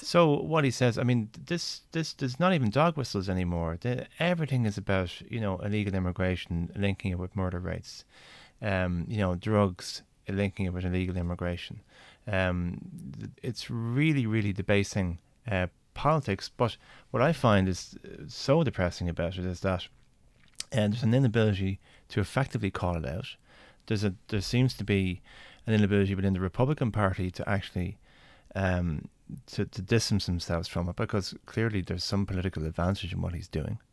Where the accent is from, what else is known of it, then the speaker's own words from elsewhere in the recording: Ireland; I'm an Irish senator. I made a speech in the Irish Senate